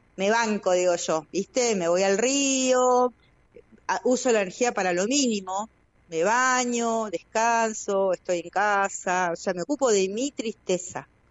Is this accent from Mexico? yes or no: no; Chos Malal, Neuquén, Argentina; acá en Chosmalán no, yo soy de Chosmalán